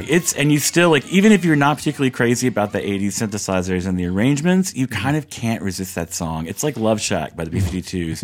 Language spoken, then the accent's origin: English; the South, United States; I grew up in the South